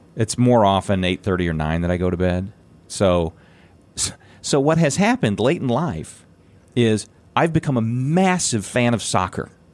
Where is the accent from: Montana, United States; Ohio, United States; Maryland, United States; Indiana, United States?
Indiana, United States; my hometown